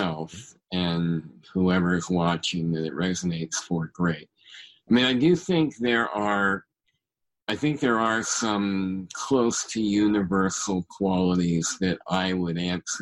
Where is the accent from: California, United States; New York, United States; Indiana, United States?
California, United States; Bay Area; I grew up in the Bay Area